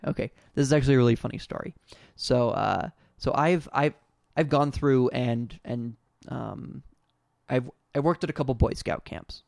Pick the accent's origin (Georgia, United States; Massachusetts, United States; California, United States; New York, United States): California, United States; I'm from California